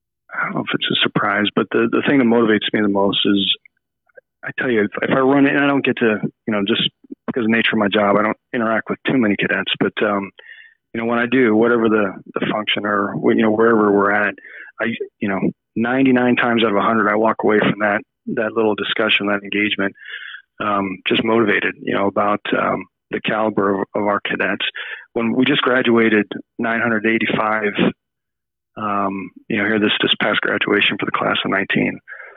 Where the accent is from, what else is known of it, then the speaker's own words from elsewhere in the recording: Phoenix, Arizona, United States; And when he retired, we settled in Phoenix. So I went to kind of middle school and high school in Phoenix, Arizon